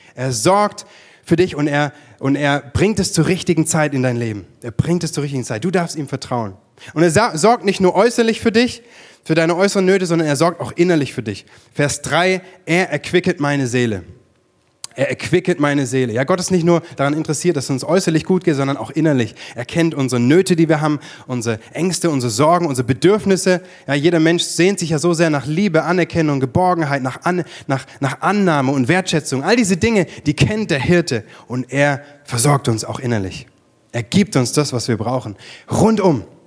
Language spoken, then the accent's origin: German; Germany; bei uns in Deutschland